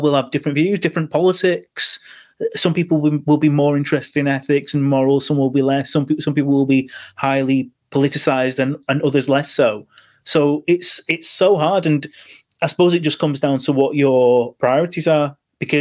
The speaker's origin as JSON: {"language": "English", "town": "Manchester", "region": "North West England", "country": "United Kingdom", "said": "I'm from Manchester"}